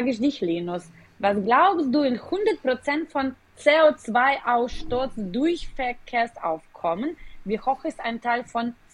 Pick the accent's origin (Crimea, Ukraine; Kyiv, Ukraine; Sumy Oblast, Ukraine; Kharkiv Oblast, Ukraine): Kyiv, Ukraine; German is a second language; Äh, ich komme auch ursprünglich aus der Ukraine, aus Kiew und äh, erst äh, jetzt verstehe ich, dass ich eigentlich mit nachhaltiger Mobilität aufgewachsen